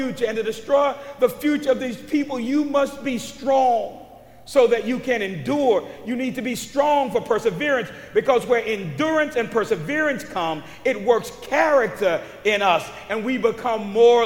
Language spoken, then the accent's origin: English; Texas, United States; I'm from Texas